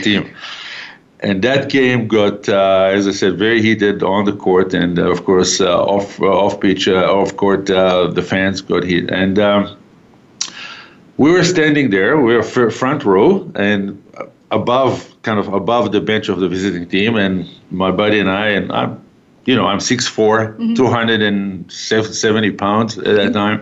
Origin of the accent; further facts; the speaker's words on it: Haifa, Haifa District, Israel; moved away as an adult; now in Calgary, Canada; So I grew up in Israel. I was born in a city called Haifa